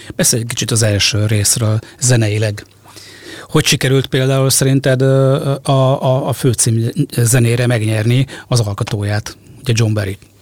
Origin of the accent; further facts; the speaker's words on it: around Sopron, Győr-Moson-Sopron, Hungary; Sopron környékén nőttem fel